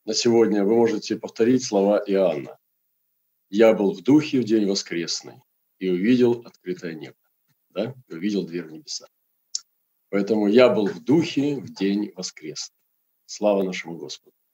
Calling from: Krasnoyarsk, Krasnoyarsk Krai, Russia; транслирую сейчас я из Красноярска.

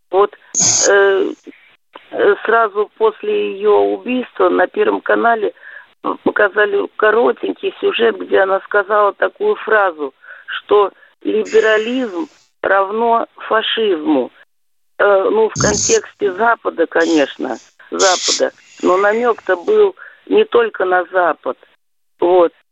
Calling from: Moscow Oblast, Russia; Здравствуйте, я … из Подмосковья.

